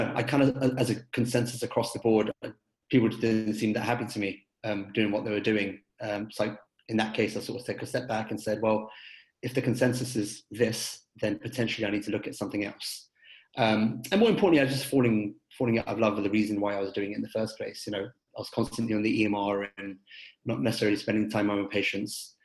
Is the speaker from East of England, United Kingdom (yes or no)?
no; London, United Kingdom; moved away as an adult; now in United States; I was born and raised in London and completed my education over there.